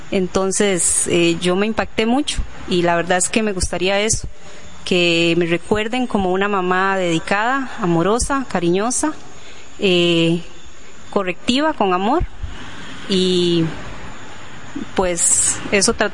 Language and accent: Spanish; La Fortuna, Alajuela, Costa Rica; somos eh, los …, … y …, somos de la Fortuna eh, de San Carlos.